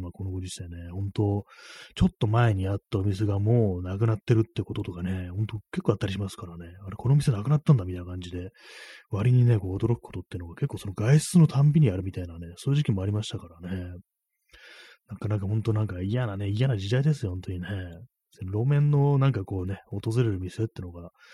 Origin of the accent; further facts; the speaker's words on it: Tokyo, Japan; 東京生まれ